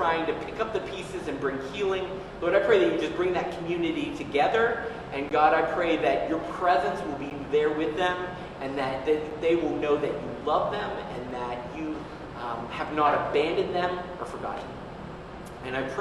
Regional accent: Pittsburgh, Pennsylvania, United States; moved away; I was born in Pittsburgh, so that's where my roots are

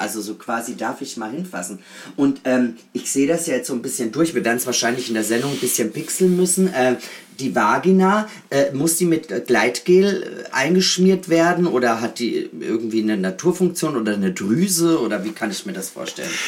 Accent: Austria; now in Berlin, Germany; ich bin auch aus Österreich, also ganz äh, äh, erzkatholisch erzogen

